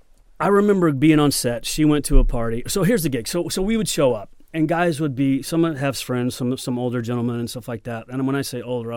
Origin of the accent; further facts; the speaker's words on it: Oklahoma, United States; You're right. I'm not from here. I'm from Oklahoma and I'll break your fucking hip.